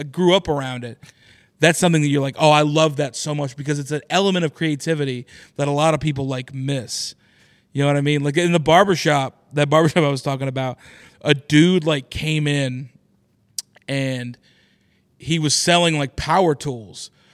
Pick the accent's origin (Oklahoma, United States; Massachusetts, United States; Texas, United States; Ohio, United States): Oklahoma, United States; Oklahoma City; moved away; is in Oklahoma City, which is my hometown